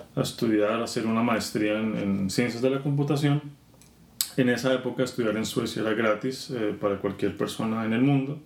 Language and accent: Spanish; Bogotá, Colombia; moved away; yo soy colombiano, nací y crecí en Bogotá